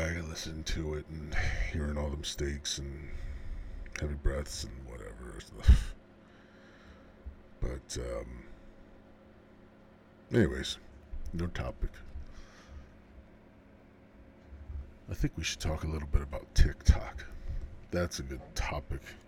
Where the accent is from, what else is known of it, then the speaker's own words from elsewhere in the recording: Central Illinois, United States; Born and raised in Central Illinois.